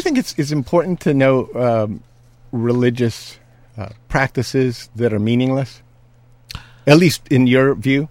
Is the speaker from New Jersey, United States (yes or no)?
no; California, United States; I'm a Californian